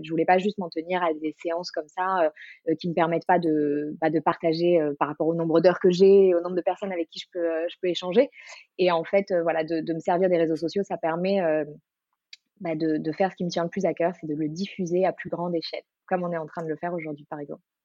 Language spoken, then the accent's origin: French; Marseille, Provence-Alpes-Côte d'Azur, France; moved away as an adult; now in Paris, France; je suis originaire de Marseille et je vis à Paris depuis euh, un peu plus de 10 ans